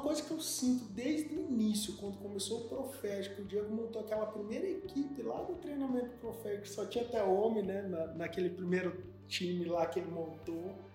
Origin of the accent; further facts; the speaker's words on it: Brazil; nós somos brasileiros